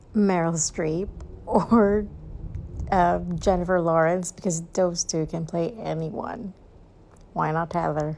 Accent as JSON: {"language": "English", "country": "Philippines", "moved": "yes", "lives_now": "Singapore", "said": "I'm also Filipino"}